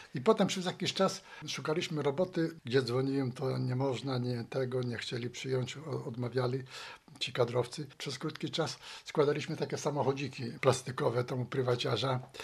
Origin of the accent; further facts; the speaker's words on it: Szczecin, West Pomeranian Voivodeship, Poland; urodziłem się w Szczecinie. Tu chodziłem do szkół i podstawowych średniej i studia kończyłem.